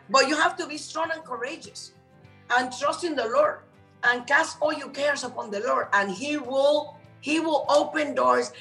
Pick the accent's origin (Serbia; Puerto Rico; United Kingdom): Puerto Rico; moved away as an adult; also born or lived in Cuba; now in Miami, United States; I came to United States because I was raised in Puerto Rico